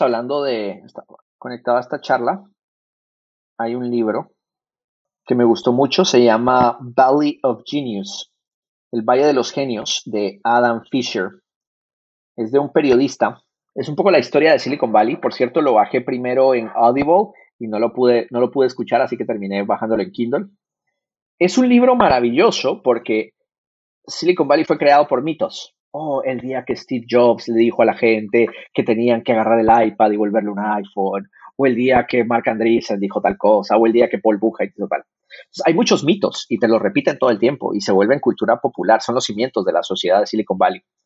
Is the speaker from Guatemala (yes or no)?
yes; Guatemala; first language Spanish; now in San Francisco, United States; yo nací en Latinoamérica, nací en Guatemala. Yo vengo de una economía de escasez